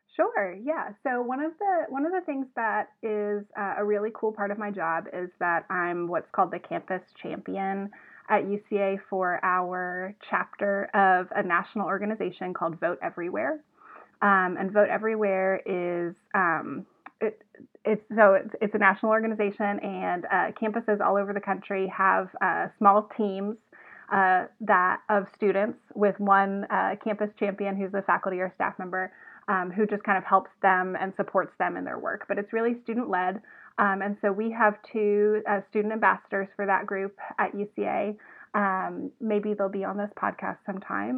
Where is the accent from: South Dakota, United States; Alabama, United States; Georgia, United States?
Georgia, United States; Evans; also born or lived in Athens, Georgia; now in Arkansas, United States; I'm originally from Augusta, Georgia, uh, actually from Evans, Georgia, but it's Augusta